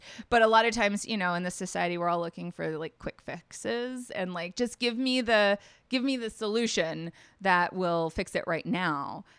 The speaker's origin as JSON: {"language": "English", "town": "Nashville", "region": "Tennessee", "country": "United States", "moved": "as an adult", "said": "I'm originally from Tennessee, from Nashville."}